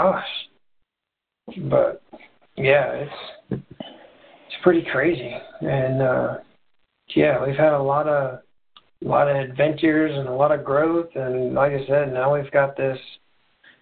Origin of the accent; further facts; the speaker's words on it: Indiana, United States; Born and raised in Indiana, and I live in Indianapolis now